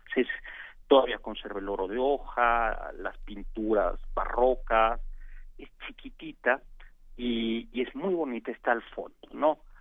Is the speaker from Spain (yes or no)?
no; Mexico; los mexicanos peleamos como nunca y perdimos como siempre